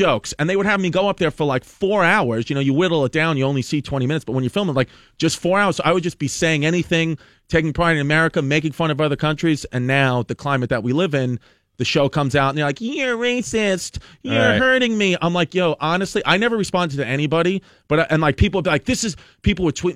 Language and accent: English; New York City, New York, United States; the neighborhood I grew up in Brooklyn, it's a neighborhood called Bushwick